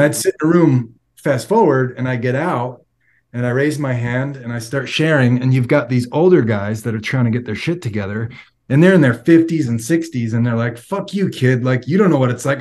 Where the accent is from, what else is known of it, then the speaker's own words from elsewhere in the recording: Long Island, New York, United States; moved away as an adult; also born or lived in Florida; now in Salt Lake City, United States; I've been born and raised on Long Island and lived in New York most of my life